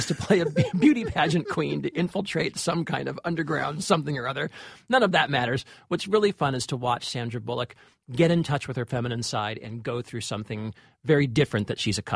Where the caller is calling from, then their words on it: Shanghai, China; I'm calling from Shanghai, China, and I'm really glad I can still get the podcast over here. It's a really nice taste of home.